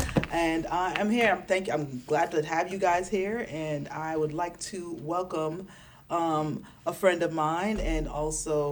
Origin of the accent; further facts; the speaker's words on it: New York, United States; I'm from New York